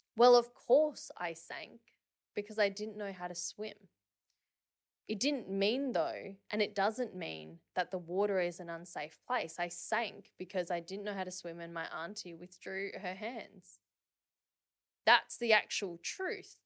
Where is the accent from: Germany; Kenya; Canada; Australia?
Australia; Perth, Western Australia; I grew up in Perth.